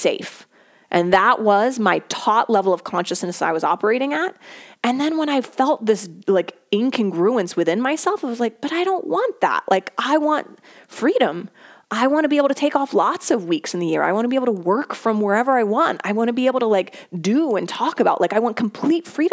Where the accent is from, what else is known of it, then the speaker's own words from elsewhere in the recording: Philadelphia, Pennsylvania, United States; I was born and raised in the Philadelphia area